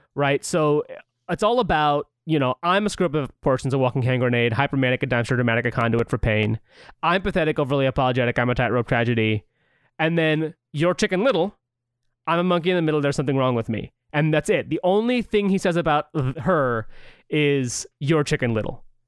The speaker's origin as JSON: {"language": "English", "town": "St. Louis", "region": "Missouri", "country": "United States", "said": "we're both from Missouri"}